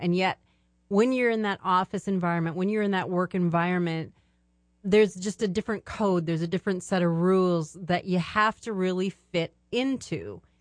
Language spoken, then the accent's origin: English; Minnesota, United States; also born or lived in Germany / Alaska / Arizona; now in Michigan, United States; We grew up in Minnesota.